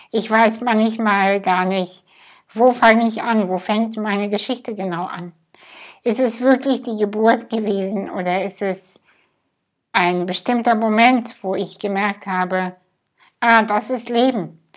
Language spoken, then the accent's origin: German; Kazakhstan; Ich bin in Kasachstan geboren, in einem Dorf, hinter einem Dorf, hinter einem Dorf, was nicht mal auf Google Maps zu finden ist. Ich hatte eine ganz glückliche Kindheit.